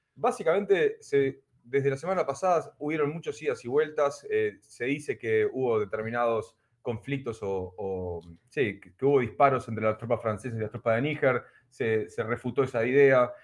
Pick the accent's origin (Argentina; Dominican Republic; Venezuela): Argentina; nosotros somos argentinos